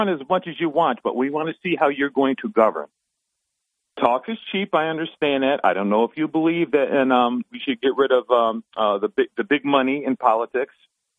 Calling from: Binghamton, New York, United States; This is … from Binghamton.

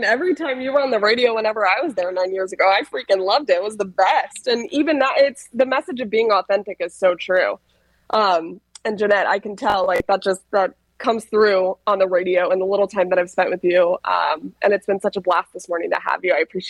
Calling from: Atlanta, Georgia, United States; I've barely been breathing for the hour because I'm doing this from Atlanta.

